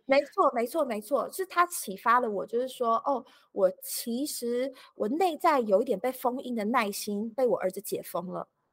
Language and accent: Chinese; Taiwan; moved away as an adult; also born or lived in California, United States; 然后我也觉得就是小孩出生了再带回台湾给我爸妈看